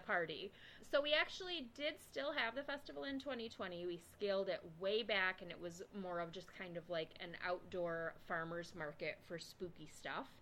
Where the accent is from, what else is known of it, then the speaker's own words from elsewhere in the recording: Lansing, Michigan, United States; accent: Michigan; I grew up in Lansing.